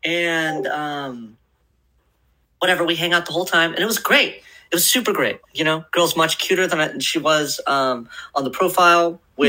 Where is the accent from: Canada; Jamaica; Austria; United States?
United States; Portland, Oregon; also born or lived in Southern California; I'm from Portland, previously of Southern California.